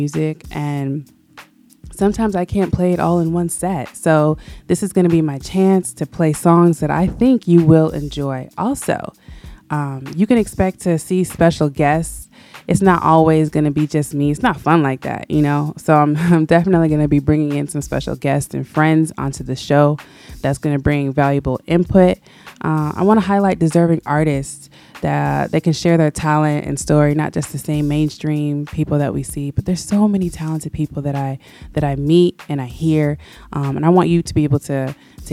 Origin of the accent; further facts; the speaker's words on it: Florida, United States; also born or lived in Oakland, California; now in Atlanta, United States; But I was raised in Florida, in between South Florida and Central Florida